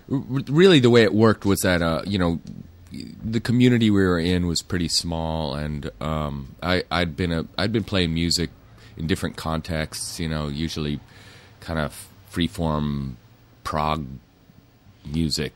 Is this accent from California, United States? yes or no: yes; Manhattan Beach, California, United States; also born or lived in New York City; I grew up in the South Bay, Manhattan Beach, Hermosa Beach